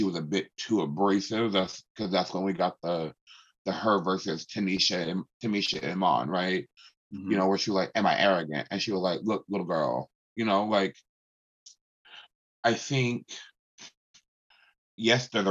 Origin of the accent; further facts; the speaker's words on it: West Coast, United States; I am multiracial growing up on the West Coast